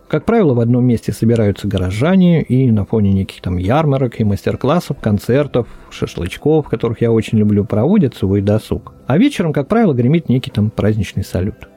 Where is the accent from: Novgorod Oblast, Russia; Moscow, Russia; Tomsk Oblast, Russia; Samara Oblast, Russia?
Novgorod Oblast, Russia; Veliky Novgorod; тут мой родной город Великий Новгород